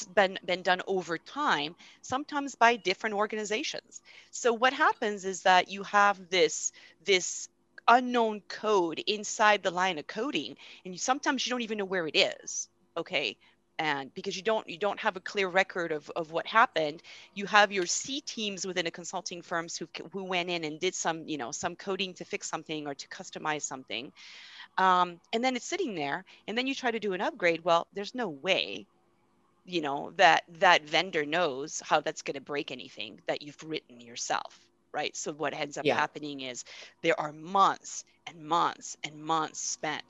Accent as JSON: {"language": "English", "country": "France", "moved": "yes", "said": "I'm originally from France"}